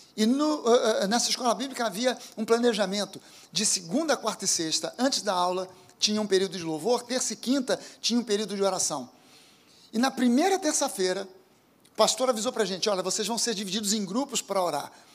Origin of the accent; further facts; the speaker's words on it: Rio de Janeiro, Brazil; also born or lived in Zona Sul, Rio de Janeiro; Eu nasci na Tijuca, sou um carioca bem típico